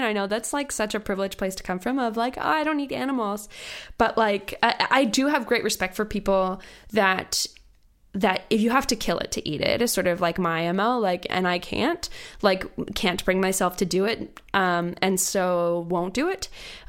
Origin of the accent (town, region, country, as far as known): Virginia, United States; born or raised there